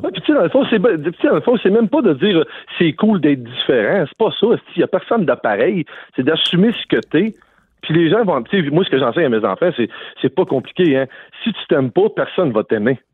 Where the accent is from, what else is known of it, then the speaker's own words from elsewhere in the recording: Quebec, Canada; je suis quand même extrêmement fier de venir d'ici puis d'être un Québécois